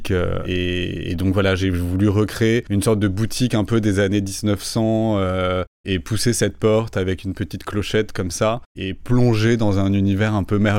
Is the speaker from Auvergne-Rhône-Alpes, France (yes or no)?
no; Toulouse, Occitania, France; moved away as an adult; also born or lived in London; now in Paris, France; Moi je viens de Toulouse mm. et du coup à Paris je suis arrivé à 20 ans